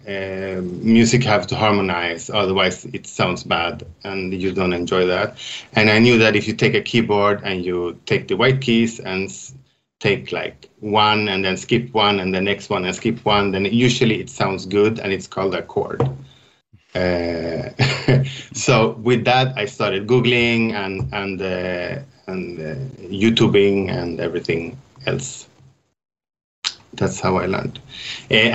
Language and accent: English; Västerås, Västmanland, Sweden; moved away as an adult; also born or lived in Stockholm, Sweden / Switzerland; I grew up in Västerås, is the name of my hometown in Sweden.